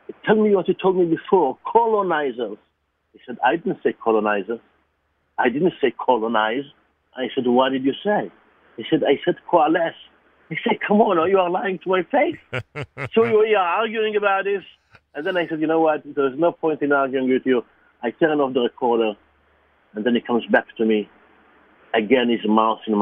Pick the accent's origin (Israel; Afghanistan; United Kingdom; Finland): Israel; moved away; I was born in Israel, I'm Jewish